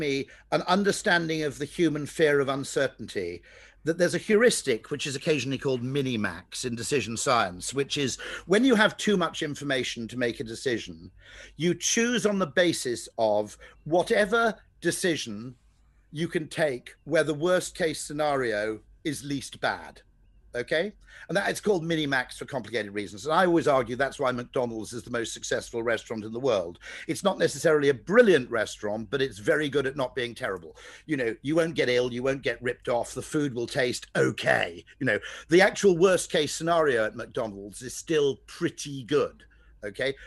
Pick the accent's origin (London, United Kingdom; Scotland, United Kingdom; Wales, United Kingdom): Wales, United Kingdom; Welsh; I'm Welsh